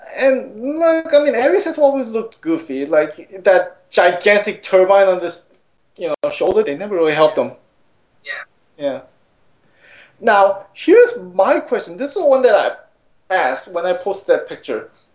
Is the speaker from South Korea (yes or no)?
yes; South Korea; moved away; growing up in Korea